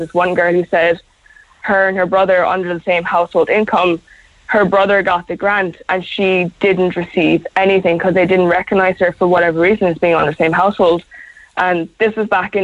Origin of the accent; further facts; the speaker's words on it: South Kerry, Munster, Ireland; moved away as an adult; also born or lived in Cork; I'm from Carcelline down in South Kerry, like, so I had to travel from Cork to Kerry every weekend